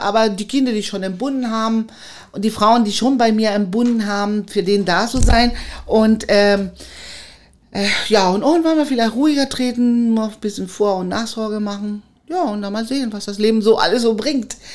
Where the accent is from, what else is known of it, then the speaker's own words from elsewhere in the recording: Chile; German is a second language; moved away as an adult; now in Cottbus, Germany; ich aus Chile kam, war ich in Cottbus bekannt, dass eine chilenische Hebamme im Kreissaal ist